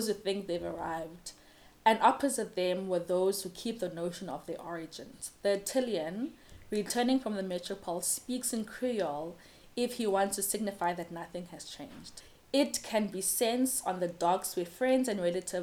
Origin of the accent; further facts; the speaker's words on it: Cape Town, Western Cape, South Africa; I grew up in Ekhuguletho, I speak as Xhosa, I'm a child of these streets